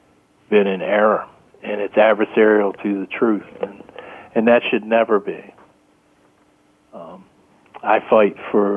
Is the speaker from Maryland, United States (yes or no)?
yes; Maryland, United States; my home state of Maryland